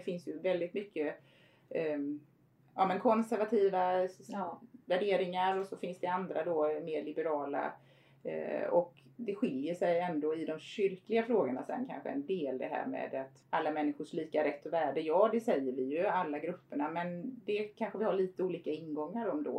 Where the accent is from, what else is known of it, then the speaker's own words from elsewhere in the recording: Förlanda parish, Halland County, Sweden; also born or lived in Harplinge / Steninge; jag är ju född och uppvuxen då Eh, i Förlanda församling mm. eller som numera Fjärås Förlanda